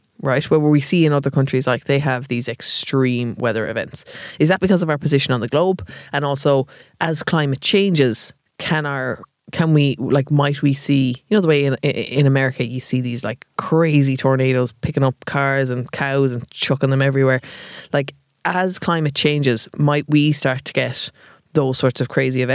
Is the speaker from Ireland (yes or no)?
yes; Cork, Munster, Ireland; now in Dublin, Ireland; I am from Cork